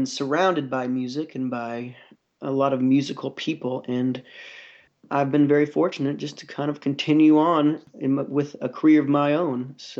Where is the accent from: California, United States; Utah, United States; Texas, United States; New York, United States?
Texas, United States; Austin; I'm born and raised in Austin, Texas. I'm a second generation Austinite.